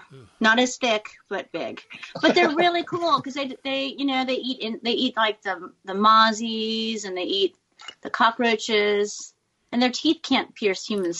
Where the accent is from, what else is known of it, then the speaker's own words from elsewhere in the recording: California, United States; accent: American; moved away as an adult; now in Australia; I'm from California.